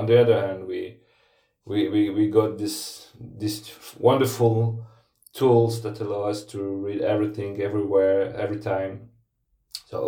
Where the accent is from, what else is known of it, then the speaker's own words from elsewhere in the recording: Namur, Wallonia, Belgium; I live in a small town called Namur. It's about 60 kilometers in the south of Brussels. And this is my hometown